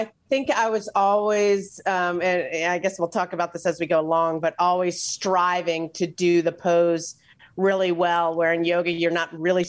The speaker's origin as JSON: {"language": "English", "town": "Philadelphia", "region": "Pennsylvania", "country": "United States", "tie": "born there", "said": "But so I was born in Philadelphia."}